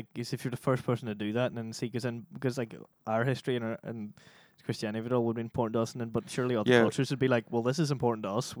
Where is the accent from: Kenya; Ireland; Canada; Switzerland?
Ireland; we're Irish